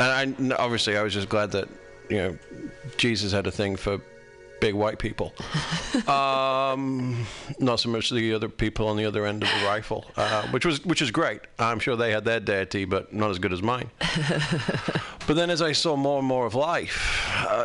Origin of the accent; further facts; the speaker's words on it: United Kingdom; I'm British